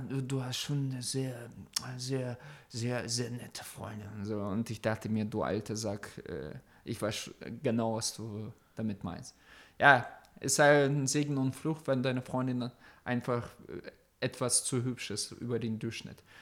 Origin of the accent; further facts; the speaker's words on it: near Oldenburg, Lower Saxony, Germany; nicht aus Deutschland, sondern aus dem Norden bei Oldenburg.